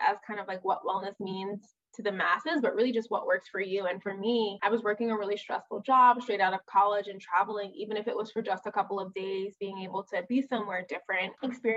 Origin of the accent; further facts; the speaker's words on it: New York City, New York, United States; moved away as an adult; now in Chicago, United States; I was born and raised in Brooklyn, New York, and I just moved to Chicago